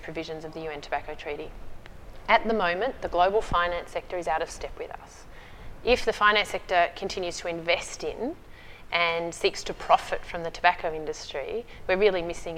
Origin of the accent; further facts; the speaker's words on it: Australia; as an Australian